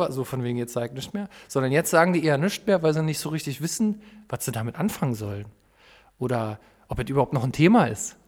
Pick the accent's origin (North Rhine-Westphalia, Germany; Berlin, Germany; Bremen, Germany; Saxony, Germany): Berlin, Germany; komme aus Berlin, da bin ich schon stolz drauf, obwohl ich dazu nichts beigetragen habe. Hm. Aber das ist nun mal irgendwie meine Heimat und mein Ursprung